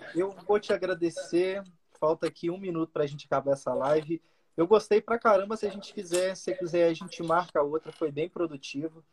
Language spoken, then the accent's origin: Portuguese; Minas Gerais, Brazil; sou mineiro